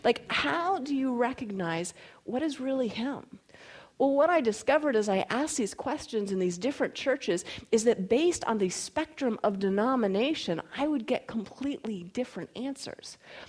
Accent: North Carolina, United States; also born or lived in Florida / Colorado; even though I was born in Florida and grew up in North Carolina and primarily spent my formative years in Colorado

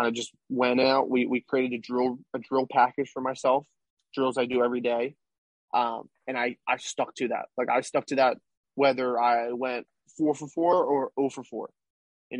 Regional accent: Philadelphia, Pennsylvania, United States; I'm from Philly

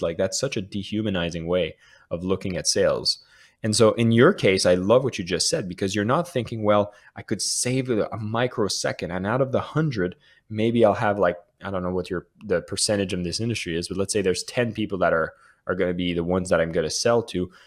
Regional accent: Canada; now in Bali, Indonesia; being Canadian

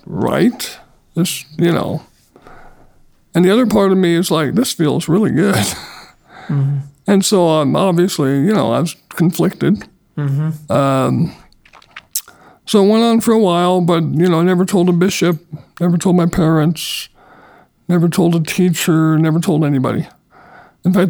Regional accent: Northern California, United States; I was born in Northern California. I was adopted as a baby and grew up in the Church of Jesus Christ of Latter-day Saints.

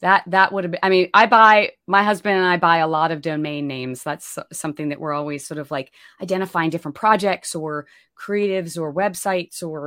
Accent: Pennsylvania, United States; moved away as an adult; now in Austin, United States; I'm from Pennsylvania originally, but came down here to get my MFA in acting at the University of Texas at Austin

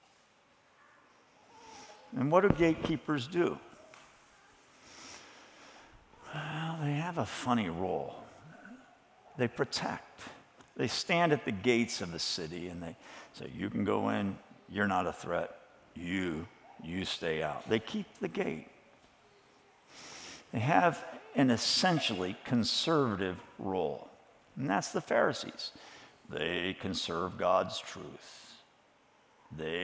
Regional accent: Chicago suburbs, Illinois, United States; growing up in the Chicago suburbs in the 1950s in an evangelical church

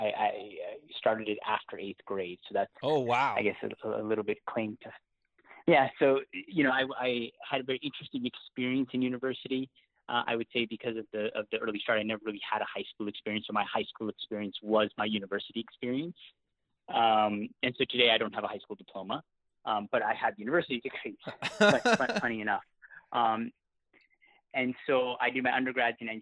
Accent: Seattle, Washington, United States; accent: hybrid Canadian-American; also born or lived in Canada; born and raised in Canada, but I grew up in Seattle

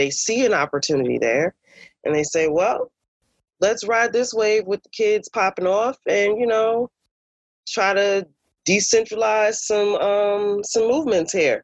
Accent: Newark, New Jersey, United States; I'm born and raised in Newark.

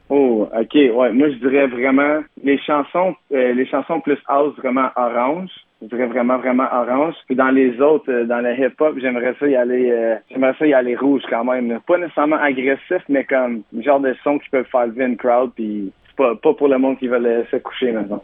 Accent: Gatineau, Quebec, Canada; je viens de Gatineau

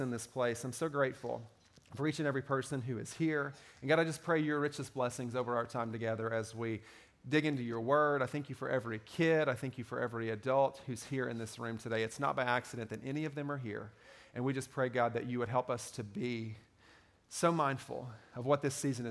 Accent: Kentucky, United States; I grew up in Kentucky

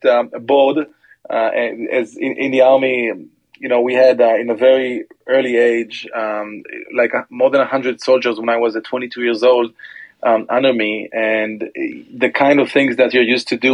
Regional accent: Omer, Southern District, Israel; also born or lived in Tel Aviv, Israel / Hoboken, United States; born and raised in Be'er Sheva, which is the actually Omer, it's a town near Be'er Sheva, which is in the south part of Israel

